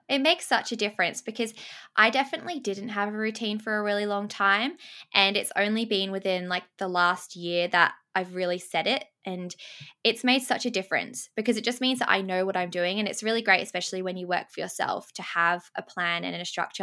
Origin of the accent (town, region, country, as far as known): Sydney, New South Wales, Australia; born or raised there; also born or lived in England